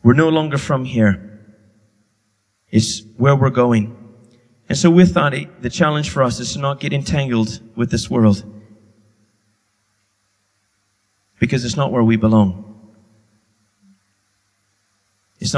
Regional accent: Canada; now in England, United Kingdom; I'll always be Canadian

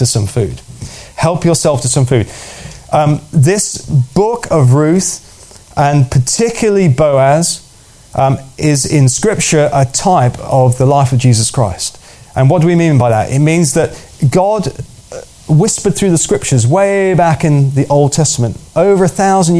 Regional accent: United Kingdom; as British

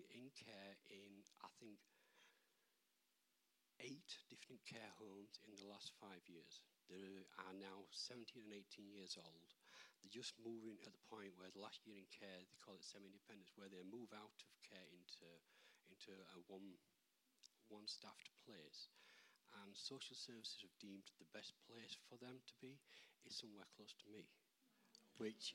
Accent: Barnsley, Yorkshire and the Humber, United Kingdom; I grew up in Barnsley

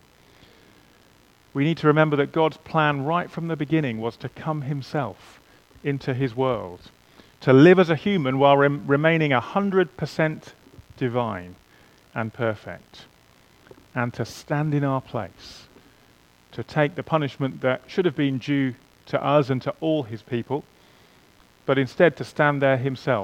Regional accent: England, United Kingdom; I am English. In theory, at least, I'm qualified to play for England

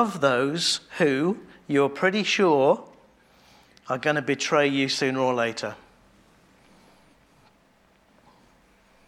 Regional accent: England, United Kingdom; we're English

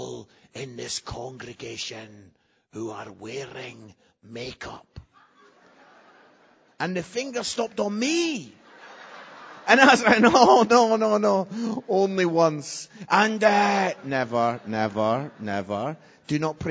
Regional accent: Scotland, United Kingdom; I am Scottish

